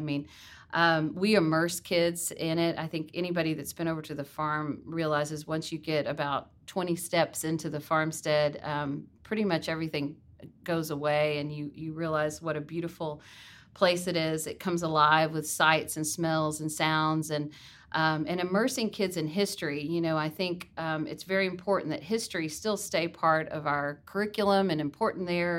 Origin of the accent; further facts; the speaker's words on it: Garland, Texas, United States; also born or lived in Jackson, Mississippi; grew up in Garland in the Rowlett area